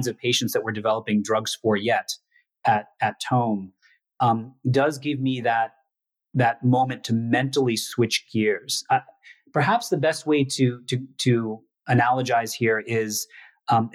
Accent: United States; coming back to, you know, to the US, my home country

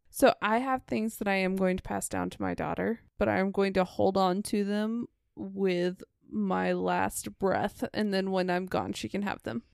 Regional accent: United States; being an American thirty-two-year-old woman

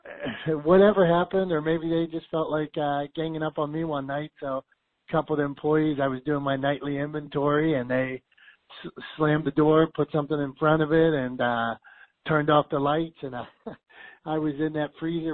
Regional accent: Pittsburgh, Pennsylvania, United States; I'm from Pittsburgh

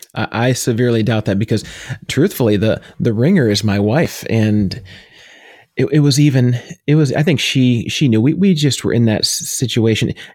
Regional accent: New York, United States; now in Pennsylvania, United States; My wife and I were both born there.

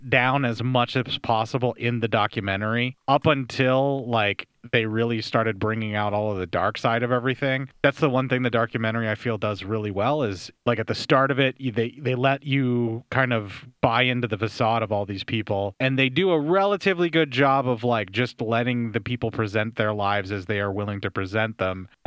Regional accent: Pennsylvania, United States; born or raised there

